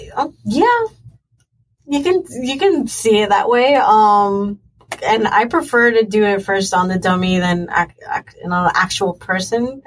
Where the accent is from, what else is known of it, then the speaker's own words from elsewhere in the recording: Mayagüez, Puerto Rico; I am from Mayagüez, Puerto Rico